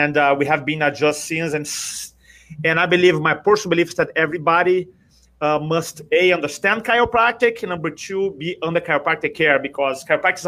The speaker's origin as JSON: {"language": "English", "country": "Brazil", "second_language": "English", "moved": "as an adult", "lives_now": "United States", "said": "I'm from Brazil originally. You may recognize the accent, but I live in America now for 23 years"}